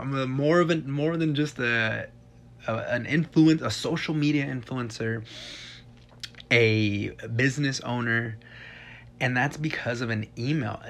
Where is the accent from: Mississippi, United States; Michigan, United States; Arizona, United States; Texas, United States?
Texas, United States; moved away; I'm from Texas